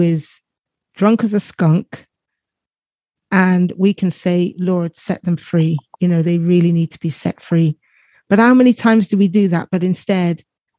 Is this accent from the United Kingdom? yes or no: yes; the south of England, United Kingdom; accent: south of England; I live in England. Everyone can probably tell by my accent and the south of England, which is why I sound like a farmer